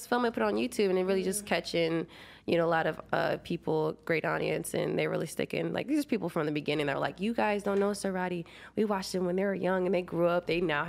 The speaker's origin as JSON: {"language": "English", "region": "Iowa", "country": "United States", "moved": "yes", "said": "originally from Iowa."}